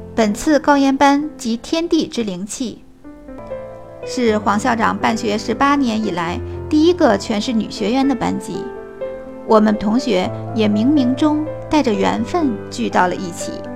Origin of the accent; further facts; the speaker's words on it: Beijing, China; 我来自北京，是一名小学老师